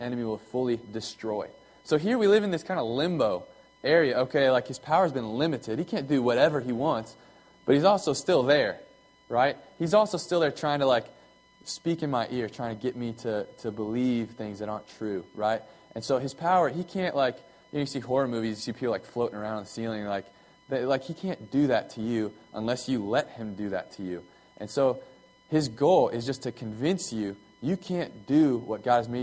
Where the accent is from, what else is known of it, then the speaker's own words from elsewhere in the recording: United States; I was born here in America, and you know, I'm an American